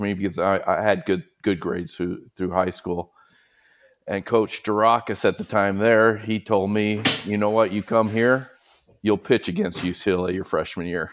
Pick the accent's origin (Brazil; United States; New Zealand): United States; Southern California; growing up in Southern California